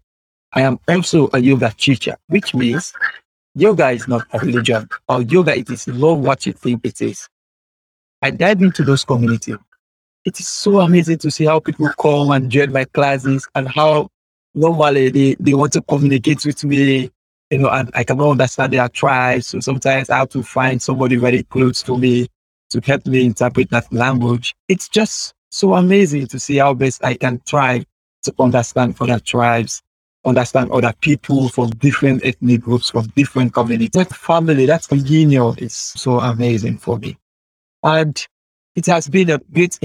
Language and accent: English; Sierra Leone; first language Temne; English is a second language; I lived in my country for over 18 to 20 years